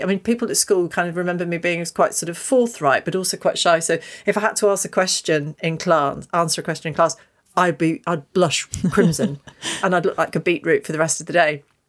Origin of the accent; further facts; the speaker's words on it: Stoke Golding, East Midlands, United Kingdom; I was born and brought up in Stoke Golding